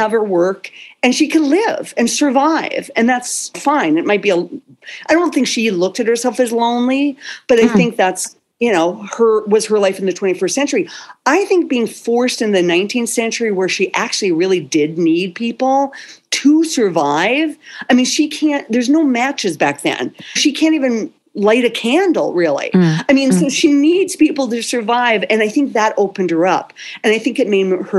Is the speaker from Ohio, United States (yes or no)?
no; North Dakota, United States; moved away; also born or lived in California; I am originally from North Dakota and my family's still back here.